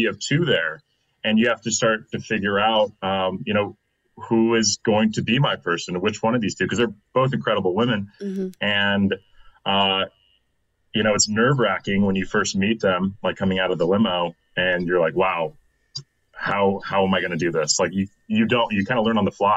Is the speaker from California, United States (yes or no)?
yes; Anaheim, California, United States; now in Austin, United States; I'm originally from California, Anaheim Hills